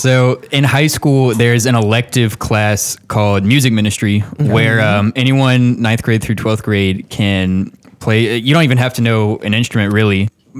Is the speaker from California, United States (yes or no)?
no; Augusta, Georgia, United States; I did not grow up in Martinez. I grew up in South Augusta.